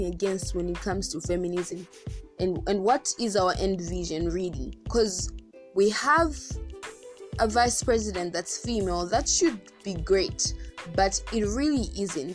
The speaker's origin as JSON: {"language": "English", "country": "Zambia", "said": "our country Zambia"}